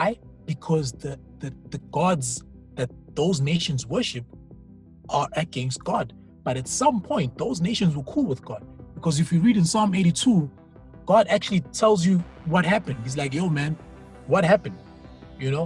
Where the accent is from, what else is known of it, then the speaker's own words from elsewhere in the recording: South Africa; first language Zulu; English is a second language; I come from Zulu speaking background.